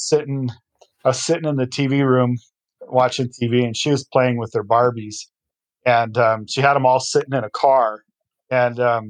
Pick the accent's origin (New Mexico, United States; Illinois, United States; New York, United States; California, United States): New Mexico, United States; Rancho, outside Albuquerque; I grew up in Rancho, which is just outside of Albuquerque